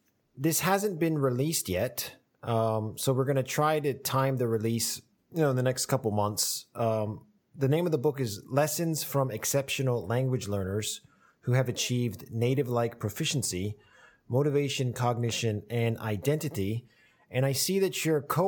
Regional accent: Virginia, United States; moved away as an adult; now in Japan; when I was growing up in Virginia

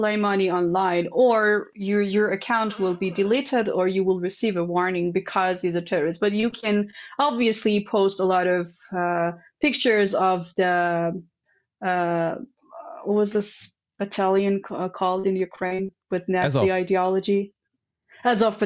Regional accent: Isfahan, Iran; Isfahan, where I come from.

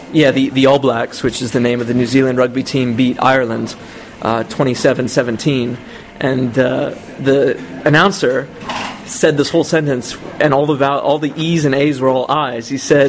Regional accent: Ontario, Canada; moved away as an adult; now in Czech Republic; I was always bored in Canada, and I always wanted to get out of Canada, and I didn't think Canada was good for anything.

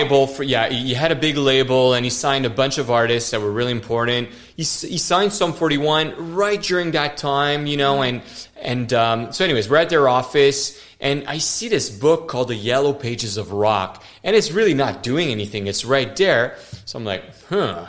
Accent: Montreal, Quebec, Canada; born or raised there; first language French; English is a second language

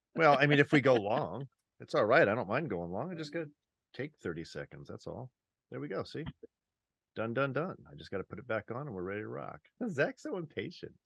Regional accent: Riverside, California, United States; also born or lived in Massachusetts; now in Moscow, Idaho, United States; I'm originally from Riverside, California

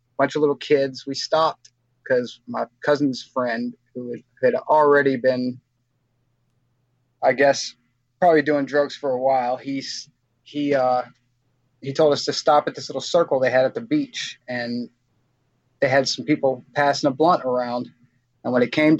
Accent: Baton Rouge, Louisiana, United States; I grew up in Baton Rouge, Louisiana, out here on them streets

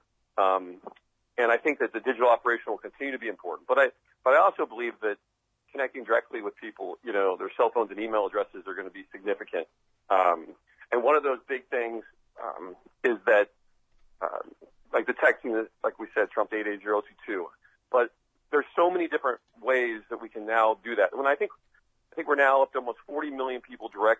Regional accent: Midwest, United States; I grew up in the Midwest

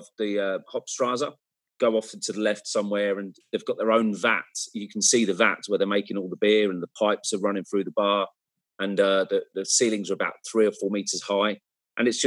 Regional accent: Cambridge, East of England, United Kingdom; I come from Cambridge. We have a small little university there as well in England.

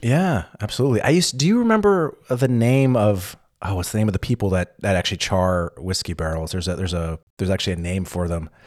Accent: California, United States; I'm from California

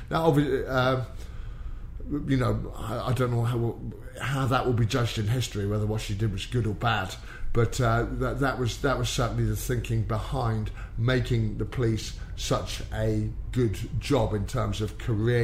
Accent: Exeter, South West England, United Kingdom; also born or lived in Plymouth; I was brought up in Exeter

